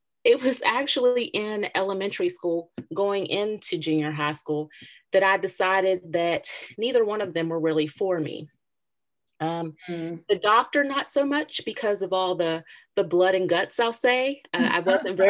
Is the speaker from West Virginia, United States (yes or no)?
yes; Charleston, West Virginia, United States; I'm actually was born and bred in Charleston, more specifically the east end of Charleston, West Virginia. So all the way from birth until now, I have resided in the Kanawha Valley area.